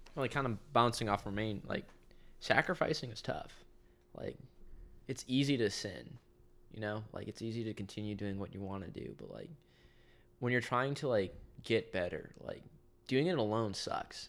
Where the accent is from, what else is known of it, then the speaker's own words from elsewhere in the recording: Garden City, Kansas, United States; I'm from Garner City, Kansas.